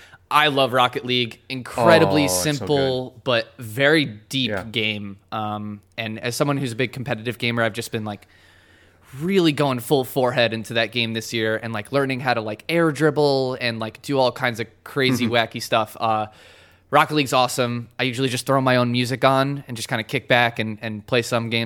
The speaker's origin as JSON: {"language": "English", "region": "New York", "country": "United States", "tie": "born or raised there", "said": "out in Valen Studios in Troy, New York, close to my hometown where I grew up."}